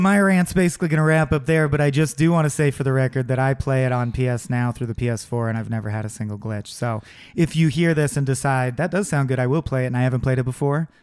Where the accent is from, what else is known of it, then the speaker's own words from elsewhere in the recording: United States; as an American-born storyteller